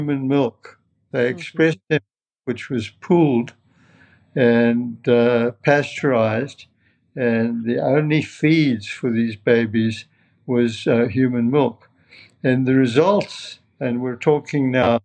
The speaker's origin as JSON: {"language": "English", "town": "Johannesburg", "region": "Gauteng", "country": "South Africa", "tie": "born or raised there", "also_born_or_lived": "Bloemfontein / Edinburgh / London", "moved": "as an adult", "lives_now": "Cleveland, United States", "said": "I was born in Bloemfontein, but moved to Johannesburg when I was 18 months old. So I grew up in Johannesburg, went to high school there"}